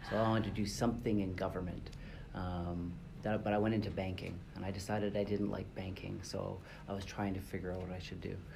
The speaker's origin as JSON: {"language": "English", "town": "Vancouver", "region": "British Columbia", "country": "Canada", "tie": "born or raised there", "also_born_or_lived": "Calgary / Montreal / Toronto / Tokyo", "lives_now": "Dubai, United Arab Emirates", "said": "I come from Vancouver, Canada, where I lived for seven years, and I grew up. Uh, I grew up in Vancouver, Calgary, Montreal, Toronto."}